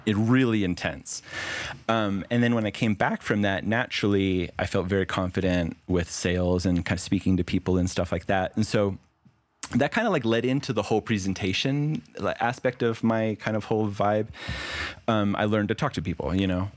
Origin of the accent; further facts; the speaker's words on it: Las Vegas, Nevada, United States; I grew up in Las Vegas